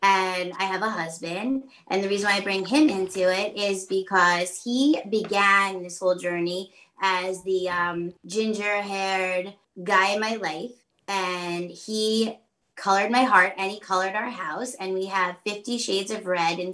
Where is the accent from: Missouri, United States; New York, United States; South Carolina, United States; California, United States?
New York, United States; Long Island; I'm from Long Island